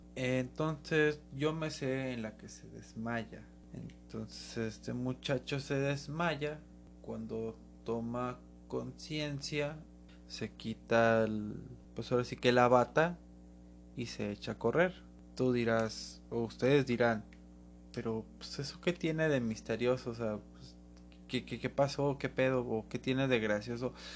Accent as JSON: {"language": "Spanish", "town": "Guadalajara", "region": "Jalisco", "country": "Mexico", "said": "Y es de donde yo soy."}